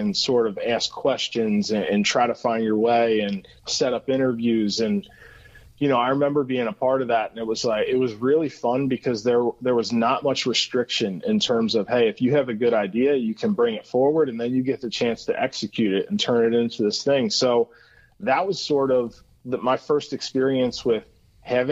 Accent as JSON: {"language": "English", "town": "Cincinnati", "region": "Ohio", "country": "United States", "tie": "born or raised there", "said": "I am Cincinnati, born and raised"}